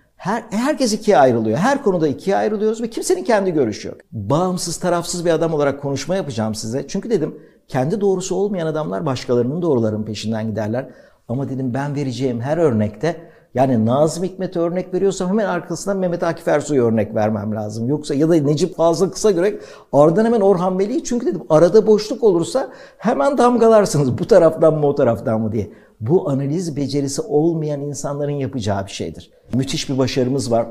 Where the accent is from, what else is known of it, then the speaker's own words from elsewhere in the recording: Turkey; ben bir Türk olarak